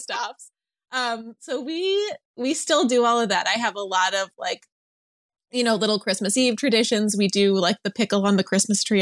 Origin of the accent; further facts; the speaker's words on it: outside of Chicago, Illinois, United States; moved away as an adult; now in Los Angeles, United States; I grew up outside of Chicago